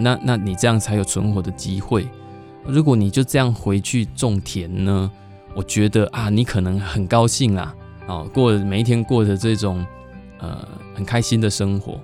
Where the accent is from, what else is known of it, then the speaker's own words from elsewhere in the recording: Zhushan, Nantou County, Taiwan; moved away as an adult; also born or lived in Taipei; 在我后来我决定就是要离开台北，然后回到家乡，回到竹山的时候啊